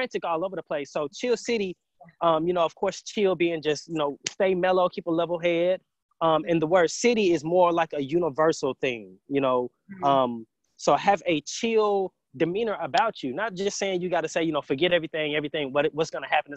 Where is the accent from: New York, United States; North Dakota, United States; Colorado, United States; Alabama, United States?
Alabama, United States; Huntsville; also born or lived in Triana, Alabama; I was definitely raised here in Huntsville, went to elementary school all the way through college